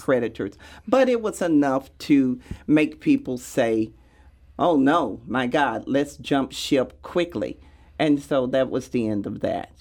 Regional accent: Sikeston, Missouri, United States; now in St. Louis, United States; growing up in Sykeston

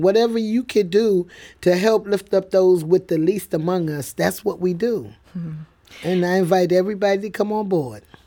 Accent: New York City, New York, United States; now in St. Louis, United States; I, I grew up in the Bronx

